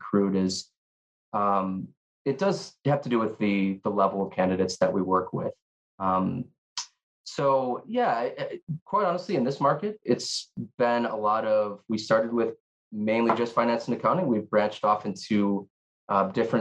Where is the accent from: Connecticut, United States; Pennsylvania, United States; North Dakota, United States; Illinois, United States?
Illinois, United States; Chicago; moved away as an adult; now in Honolulu, United States; born and raised in Chicago, Illinois, been out here for about 9 years